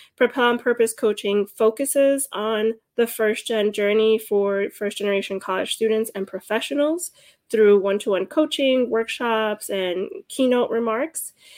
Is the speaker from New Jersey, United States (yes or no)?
yes; Hudson County, New Jersey, United States; also born or lived in Cuba; I was born in Cuba and came to the United States when I was four years old with my mother. I grew up in Hudson County, New Jersey.